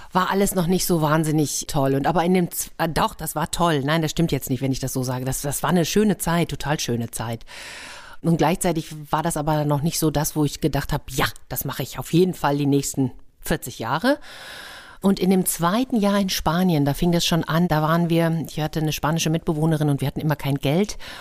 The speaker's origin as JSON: {"language": "German", "area": "Gütersloh district", "region": "North Rhine-Westphalia", "country": "Germany", "tie": "born or raised there", "also_born_or_lived": "Lippstadt / Madrid / Nuremberg", "moved": "as an adult", "lives_now": "Hamburg, Germany", "said": "Okay, also in Lippstadt bin ich geboren. Ich bin dann im Kreis Gütersloh aufgewachsen"}